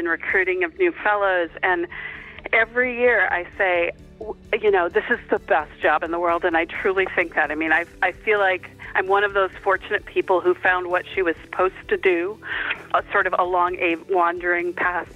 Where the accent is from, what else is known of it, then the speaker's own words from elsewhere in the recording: western Massachusetts, United States; also born or lived in northern Wisconsin; now in Tucson, United States; I grew up in a pretty working-class family in western Massachusetts, mostly. I was born in Wisconsin, northern Wisconsin. When I was 8, my family moved to western Massachusetts